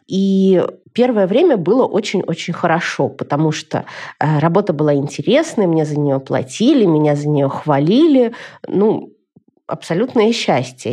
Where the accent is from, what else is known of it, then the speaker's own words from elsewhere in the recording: Moscow, Russia; moved away as an adult; now in Israel; я из Москвы